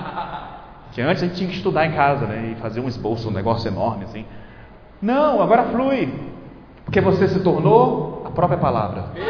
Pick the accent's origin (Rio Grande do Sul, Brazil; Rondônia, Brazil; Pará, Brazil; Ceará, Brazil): Rondônia, Brazil; Porto Velho; moved away; na minha cidade natal, Porto Velho